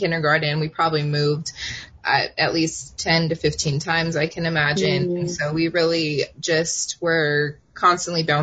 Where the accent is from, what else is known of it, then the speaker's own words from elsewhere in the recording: Oceanside, California, United States; she decided to move us to where I consider to be from, which is Oceanside, California. Mm-hmm. And that's my hometown